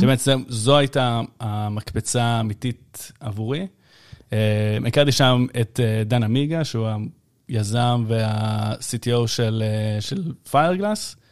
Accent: Ashdod, Southern District, Israel; אני מאשדוד

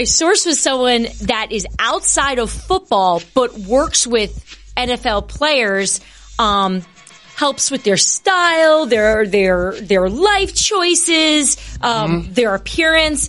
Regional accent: New Jersey, United States; moved away as an adult; also born or lived in Bronx, New York / Washington, D.C. area / Seattle; I'm originally from the Bronx, but I grew up in New Jersey

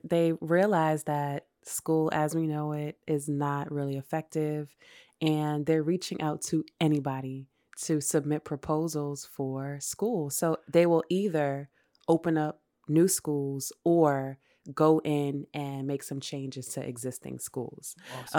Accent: New York City, New York, United States; also born or lived in Brooklyn; I was born and raised in New York. I went to elementary middle school in Queens

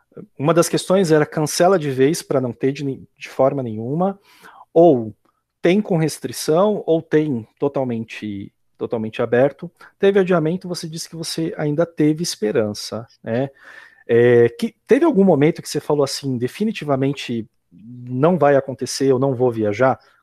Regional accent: Brazil; como brasileiro

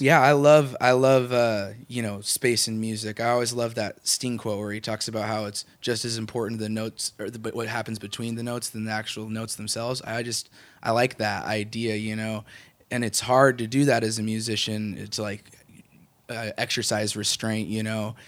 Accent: Walla Walla, Washington, United States; moved away as an adult; now in Portland, United States; I'm originally from Walla Walla, Washington

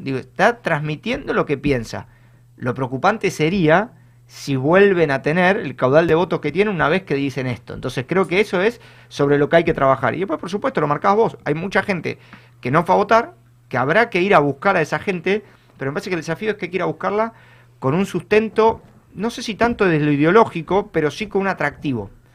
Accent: San Isidro, Buenos Aires Province, Argentina; yo, que soy de, de San Isidro

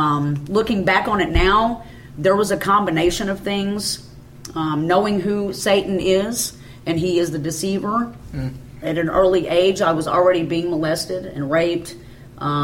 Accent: Benton, Illinois, United States; I was raised in Benton, Illinois.

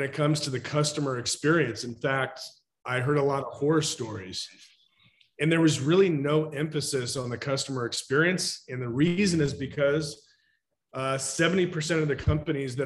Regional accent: Woodinville, Washington, United States; I grew up in Woodinville, went to Woodinville High School

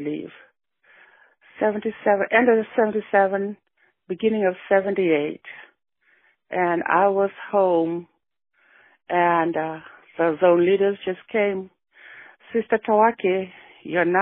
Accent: Suva, Central Division, Fiji; moved away as an adult; now in Washington, United States; I actually grew up in Suva, Tamavua Koro.

